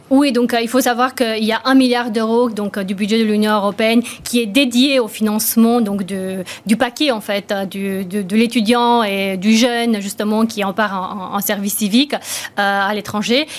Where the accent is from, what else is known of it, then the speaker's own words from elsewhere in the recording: Romania; moved away; je suis née en Roumanie, donc j'ai connu le, communisme